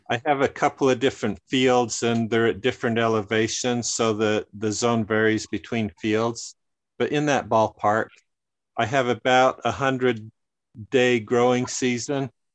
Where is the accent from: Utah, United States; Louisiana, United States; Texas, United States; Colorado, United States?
Utah, United States; northern; my family grew up in the mountains of northern Utah